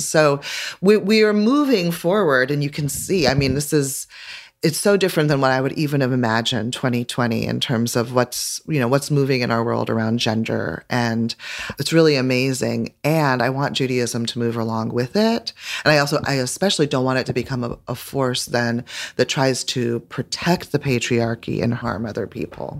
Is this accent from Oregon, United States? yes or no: yes; Eugene, Oregon, United States; growing up in Eugene, Oregon